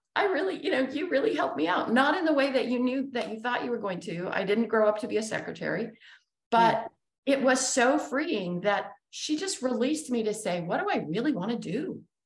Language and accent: English; Utah, United States; we grew up in Utah